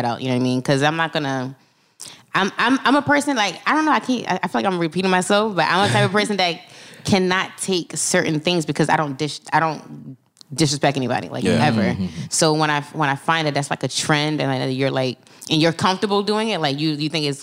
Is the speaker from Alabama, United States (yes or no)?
no; Philadelphia, Pennsylvania, United States; I'm from Philly.